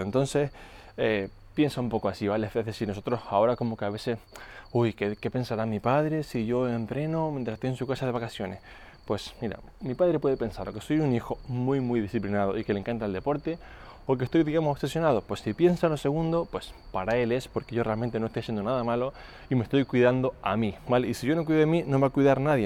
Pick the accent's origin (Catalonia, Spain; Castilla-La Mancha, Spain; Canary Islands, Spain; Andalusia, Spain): Canary Islands, Spain; moved away; also born or lived in Mallorca; Yo antes vivía en Mallorca, aunque soy de Canarias